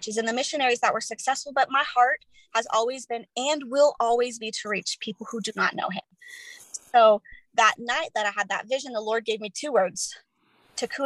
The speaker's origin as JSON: {"language": "English", "town": "Chandler", "region": "Arizona", "country": "United States", "moved": "yes", "said": "I'm initially from Chandler, Arizona"}